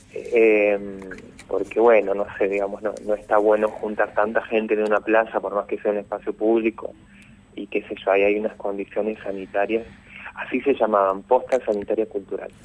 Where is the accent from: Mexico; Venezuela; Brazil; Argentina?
Argentina; San Francisco, Córdoba; moved away as an adult; now in Córdoba, Argentina; yo no nací en Córdoba capital, nací en San Francisco, este, a los 18 me vine acá a Córdoba